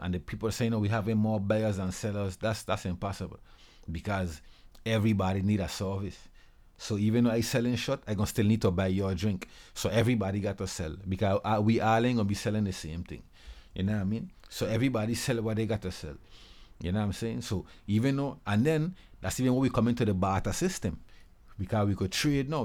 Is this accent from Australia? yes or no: no; Charlotte Amalie, U.S. Virgin Islands; I'm from actually Saint Thomas, Saint Thomas Virgin Islands.